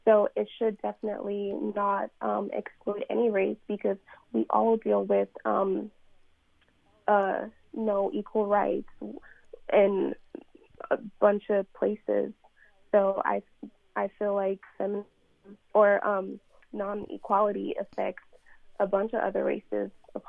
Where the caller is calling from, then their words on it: Texas, United States; I'm calling from the University of Sam Houston in Texas.